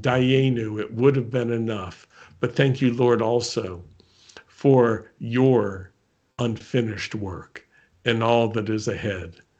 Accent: United States; I was born in America

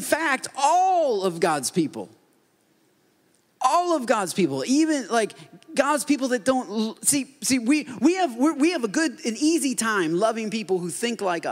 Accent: Port Huron, Michigan, United States; moved away; I grew up in Michigan, and that's just the way Michigan is. I mean, everybody looks like me. They're white, whiter, or whitest. That's mostly, I mean, at least in my town, that's Port Huron

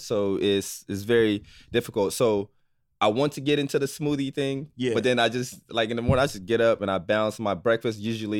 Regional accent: Nigeria; because I'm from Nigeria, obviously. So I try to use my culture.

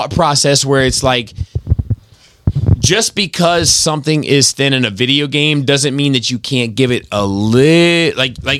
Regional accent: Brooklyn, New York, United States; It's called Earth. I'm from Brooklyn.

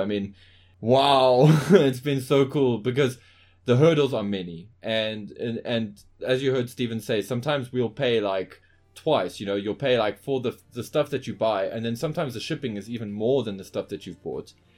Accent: Johannesburg, Gauteng, South Africa

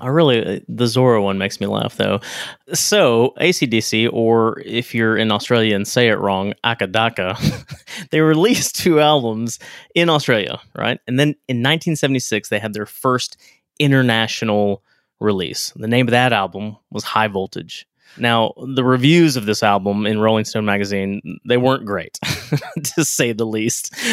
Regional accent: Texas, United States; now in Kentucky, United States; I grew up in Texas

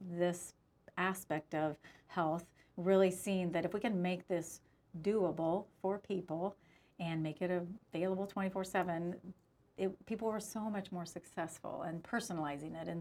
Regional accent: United States; as an American

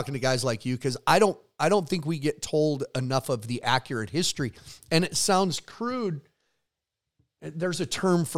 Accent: near Browning, Montana, United States; growing up near Browning and the Blackfeet Reservation was just part of kind of how we were growing up

